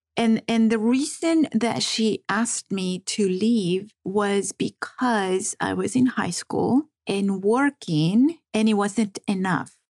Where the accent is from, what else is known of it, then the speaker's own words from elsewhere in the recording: Las Vegas, Nevada, United States; first language Spanish; English is a second language; also born or lived in Compton, California; I grew up in Las Vegas. I went to UNLV, graduated from UNLV